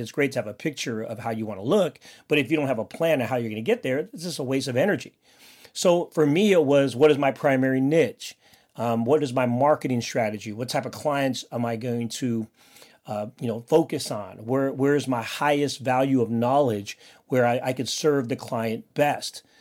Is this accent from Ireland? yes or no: no; Philippines; I'm Filipino, and I have a big family